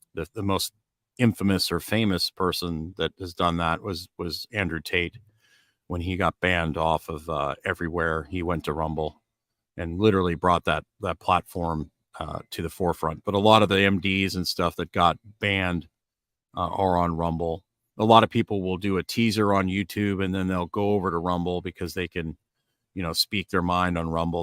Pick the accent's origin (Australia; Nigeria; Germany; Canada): Canada; Edmonton, Alberta; also born or lived in Kentucky; now in Largo, United States; I grew up in Edmonton